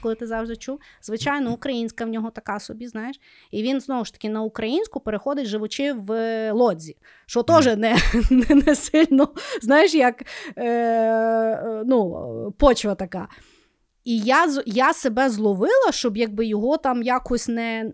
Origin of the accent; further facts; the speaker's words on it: Lviv, Lviv Oblast, Ukraine; Я спілкуюся українською, тому що я народилася у Львові. Зі мною всі говорили українською. Я ходила в український садик